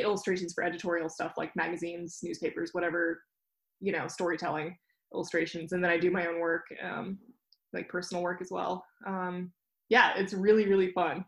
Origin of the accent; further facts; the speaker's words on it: Jackson, Wyoming, United States; I grew up in Jackson Hole, so I always had the Tetons